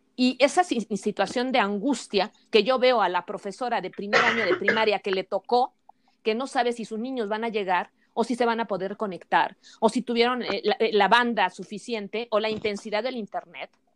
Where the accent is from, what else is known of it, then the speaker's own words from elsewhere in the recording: Mexico; nosotros contamos como sociedad mexicana